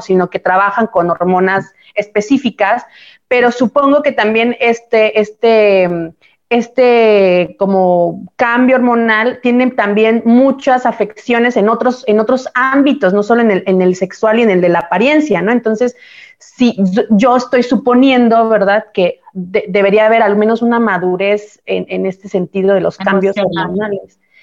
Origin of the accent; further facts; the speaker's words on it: Mexico; moved away as an adult; now in Italy; Nosotros que venimos de México a Europa, a Italia